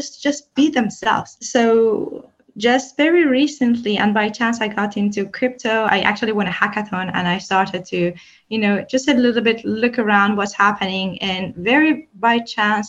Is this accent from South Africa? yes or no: no; Iran; I come from Iran